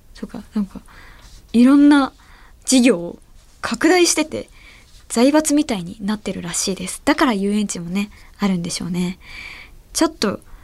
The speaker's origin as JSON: {"language": "Japanese", "region": "Ehime", "country": "Japan", "tie": "born or raised there", "moved": "yes", "said": "私の出身地の愛媛"}